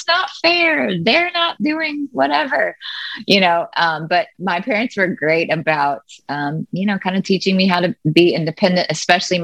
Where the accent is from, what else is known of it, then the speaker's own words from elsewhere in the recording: Jackson, Mississippi, United States; moved away as an adult; also born or lived in Nashville, Tennessee; now in New York City, United States; I was born and raised in Jackson, Mississippi